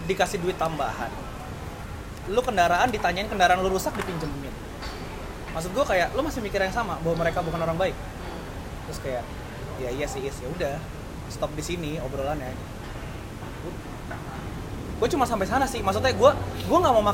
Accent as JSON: {"language": "Indonesian", "town": "Tangerang", "region": "Banten", "country": "Indonesia", "tie": "born there", "said": "Surabaya tapi gue lahir di Tangerang keluarga gue banyak kan orang Surabaya"}